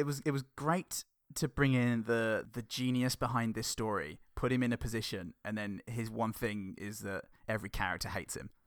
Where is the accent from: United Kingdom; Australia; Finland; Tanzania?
United Kingdom; Northampton, East Midlands; I was born in Northampton in nineteen eighty-six at the Northampton General Hospital